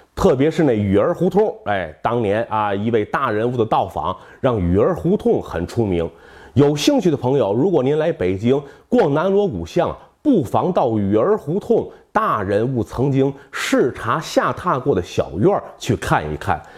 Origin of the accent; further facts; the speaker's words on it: northern China, China; 我是在北方这种大杂院里长大的